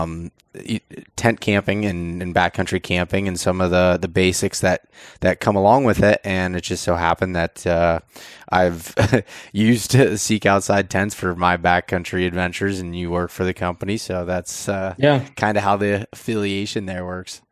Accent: the East, Eastern United States, United States; growing up in the East

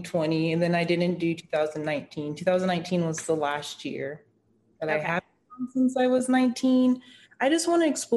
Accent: Las Vegas, Nevada, United States; growing up in Vegas, not being 21

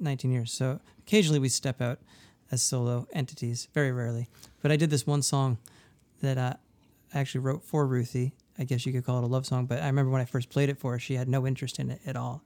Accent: Durham, New Hampshire, United States; moved away; I grew up in Durham, New Hampshire.

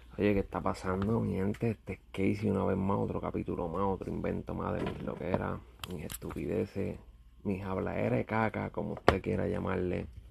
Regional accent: Puerto Rico; now in United States; soy boricua

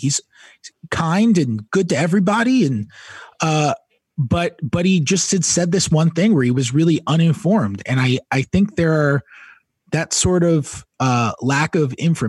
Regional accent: New York City, New York, United States; moved away as an adult; also born or lived in Missouri; I'm from New York City. I grew up around a lot of Jews. I'm from New York City. And then I went to University of Missouri.

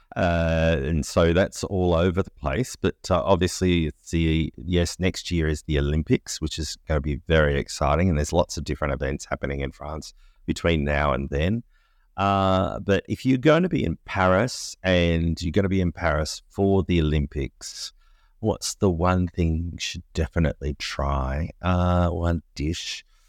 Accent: Australia; as an Australian, we were so excited to go to Brisbane for World Expo eighty-eight

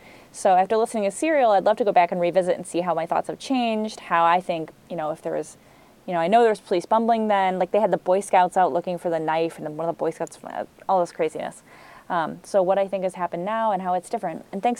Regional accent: Bay Village, Ohio, United States; my hometown, Bay Village, Ohio

